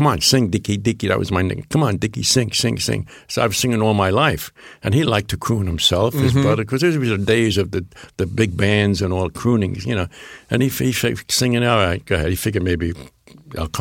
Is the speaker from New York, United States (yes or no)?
yes; New York City, New York, United States; first language Neapolitan; I'm born here in the Bronx